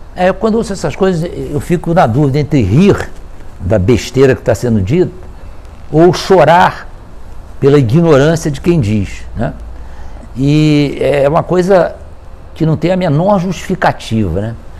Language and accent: Portuguese; Brazil; nós mesmo sendo brasileiros